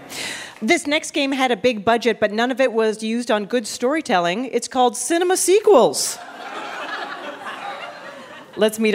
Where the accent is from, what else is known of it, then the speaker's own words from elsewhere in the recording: Canada; I'm Canadian